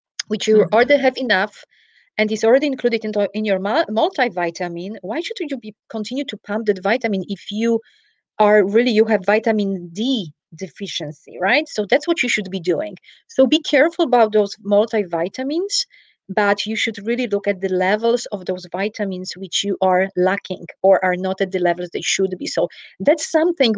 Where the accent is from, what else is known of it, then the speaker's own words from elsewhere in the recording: Poland; moved away; I'm originally from Poland. For everyone who is curious about the accent, I travel to Poland.